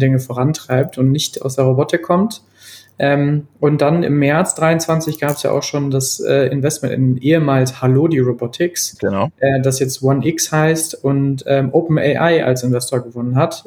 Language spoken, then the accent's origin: German; North Rhine-Westphalia, Germany; ich bin Ostwestfale